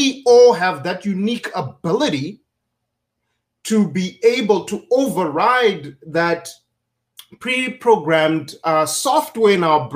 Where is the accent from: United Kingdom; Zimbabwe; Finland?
Zimbabwe; now in United States; growing up in Zimbabwe